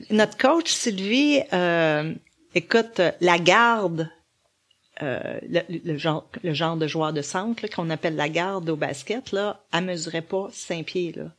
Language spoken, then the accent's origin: French; Laval, Quebec, Canada; je venais de Laval